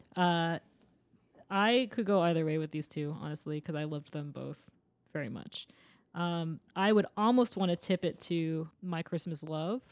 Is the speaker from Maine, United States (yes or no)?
yes; Maine, United States; now in Los Angeles, United States; I'm from Maine.